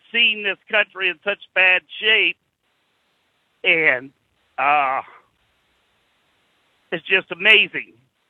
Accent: Ohio, United States; I'm from Ohio.

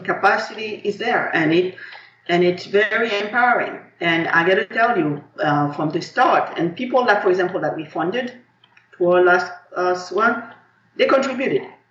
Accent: Haiti; now in United States; I come from Haiti, one of the richest countries in the world in terms of culture, history, and the spirit of our people

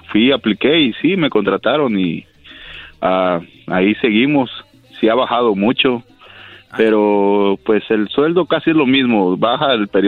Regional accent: Mexico; No, yo soy de México.

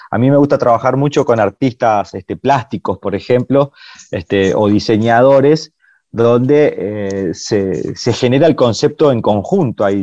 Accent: Corrientes, Argentina; yo soy un artista correntino

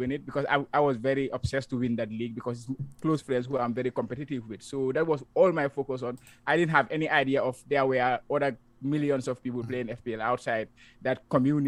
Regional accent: Gambia; moved away as an adult; now in Japan; I'm from the Gambia, now currently living in Japan. I came to Japan like 5 years ago

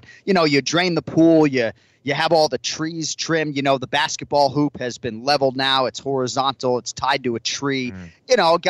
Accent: New England, United States; now in Florida, United States; we grew up in New England with snowstorms and things like that.

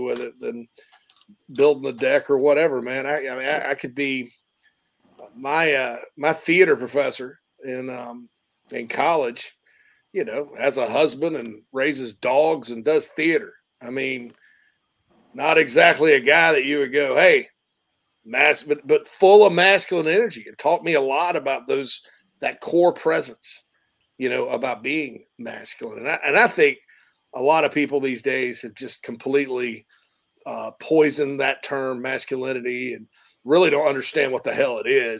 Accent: Spartanburg, South Carolina, United States; The Berg, my hometown

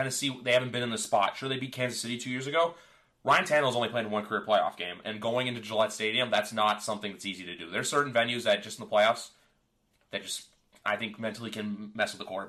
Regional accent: Canada; I'm Canadian.

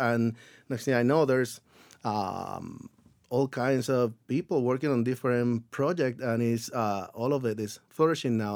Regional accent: Puerto Rico; moved away as an adult; I grew up in Puerto Rico

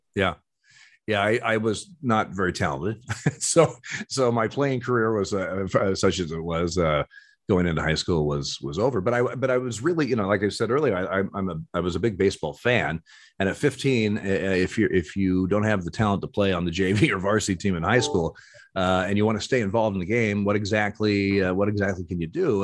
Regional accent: Eugene, Oregon, United States; I was born in Eugene, Oregon.

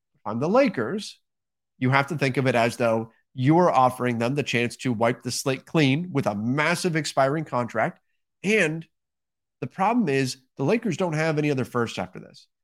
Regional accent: Southern California, United States; growing up in Southern California

